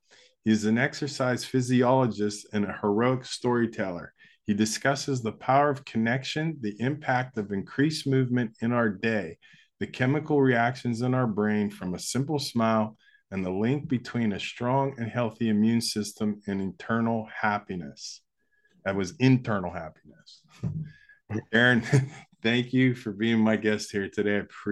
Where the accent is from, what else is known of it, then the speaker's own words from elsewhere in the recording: Pittsburgh, Pennsylvania, United States; I'm from Pittsburgh